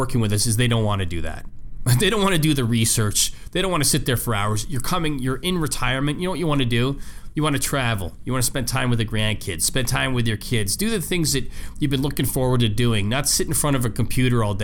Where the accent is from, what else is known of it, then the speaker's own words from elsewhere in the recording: Canada; moved away; I'm from Canada originally